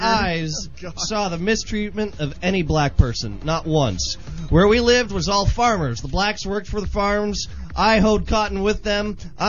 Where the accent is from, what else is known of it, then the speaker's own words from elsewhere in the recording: United States; As an American